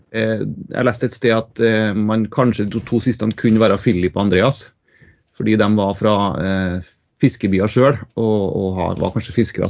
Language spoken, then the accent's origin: Norwegian; Trondheim, Trøndelag, Norway; also born or lived in Tromsø / Ytre Namdal; jeg er fra Trondheim